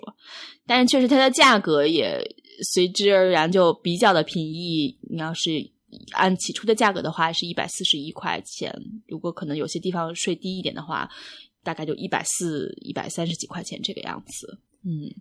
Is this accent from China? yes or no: yes; China; now in New York, United States; 作为一个中国人的心理